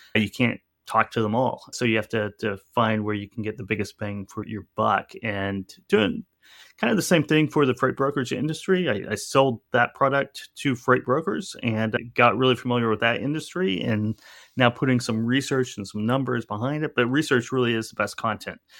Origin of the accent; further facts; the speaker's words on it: Owasso, Oklahoma, United States; moved away as an adult; also born or lived in New Orleans / New York; I grew up in Tulsa, Oklahoma, or just outside of Tulsa, Oklahoma, and it's, and a, a town, at that time it was a pretty small town, Owasso, Oklahoma